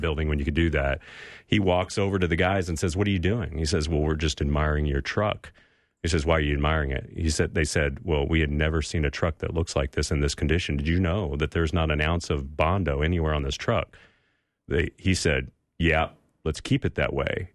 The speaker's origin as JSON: {"language": "English", "region": "California", "country": "United States", "tie": "born or raised there", "said": "We grew up in California, so it was warm in the backyard"}